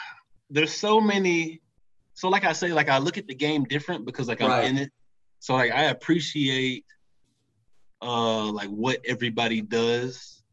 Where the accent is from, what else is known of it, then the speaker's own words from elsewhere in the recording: Tennessee, United States; I'm from Tennessee.